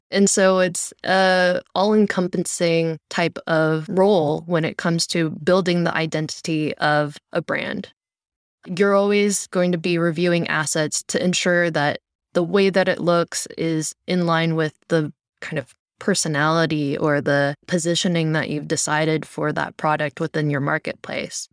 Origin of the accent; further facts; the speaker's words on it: Cupertino, California, United States; I grew up in the Bay Area, born and raised close to Cupertino